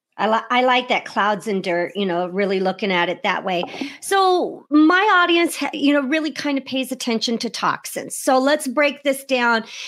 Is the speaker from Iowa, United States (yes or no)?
yes; Iowa, United States; I'm from Iowa, so right next to you there in, in Illinois